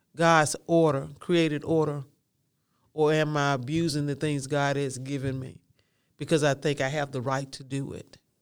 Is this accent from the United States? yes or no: yes; the South, United States; I'm from the South